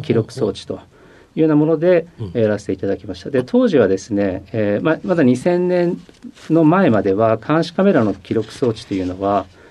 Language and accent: Japanese; Koriyama, Fukushima, Japan; えー、福島県の郡山市というところです